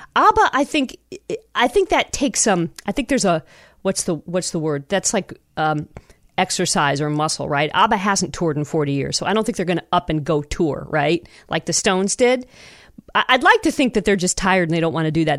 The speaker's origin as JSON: {"language": "English", "town": "Toledo", "region": "Ohio", "country": "United States", "tie": "born or raised there", "said": "my home that I grew up in in Toledo"}